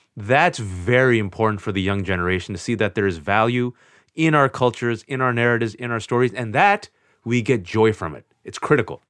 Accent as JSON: {"language": "English", "area": "Bay Area", "region": "California", "country": "United States", "tie": "born or raised there", "said": "was born and raised in the Bay Area, California, to Pakistani immigrant parents"}